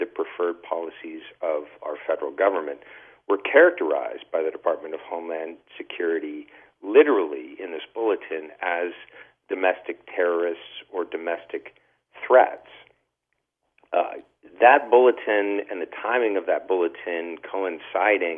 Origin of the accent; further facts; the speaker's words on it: California, United States; started in California, in my home state